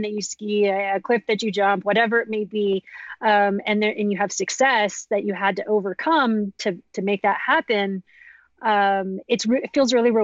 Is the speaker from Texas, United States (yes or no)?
no; Girdwood, Alaska, United States; I grew up in Girdwood, Alaska